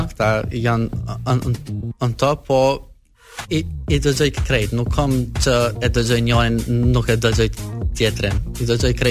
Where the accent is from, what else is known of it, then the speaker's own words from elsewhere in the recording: Kosovo; na në Kosovë nuk e kena kështë shpreje për mbire